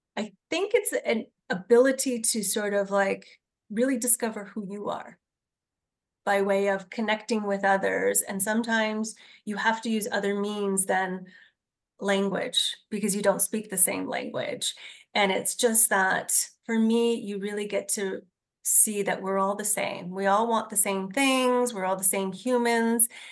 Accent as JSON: {"language": "English", "town": "Hamilton", "region": "Ontario", "country": "Canada", "said": "I am from Hamilton"}